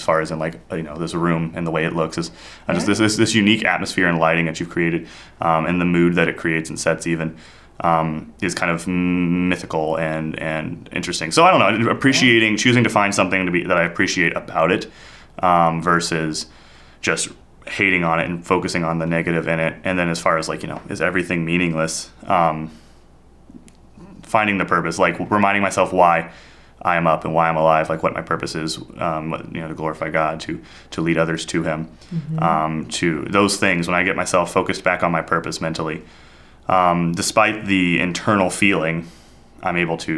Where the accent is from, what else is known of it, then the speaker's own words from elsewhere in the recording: India; moved away; Growing up in India, we have a 3-month monsoon